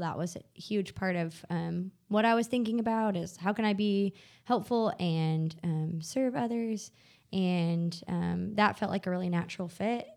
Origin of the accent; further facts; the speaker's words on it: Bentonville, Arkansas, United States; I grew up in Bentonville, Arkansas, so home of Walmart